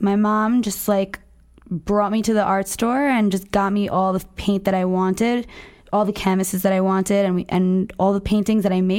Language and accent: English; New Jersey, United States; I'm from New Jersey